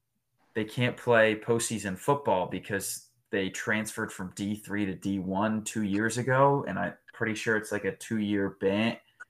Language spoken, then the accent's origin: English; New Jersey, United States; We're from Jersey.